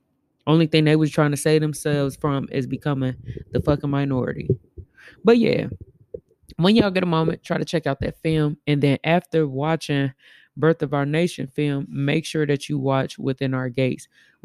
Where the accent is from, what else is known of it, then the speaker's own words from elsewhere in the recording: Gary, Indiana, United States; also born or lived in Chicago / Elkhart; I was born in Chicago, raised in Gary, and raised in Elkhart, Indiana. And I done lived all over.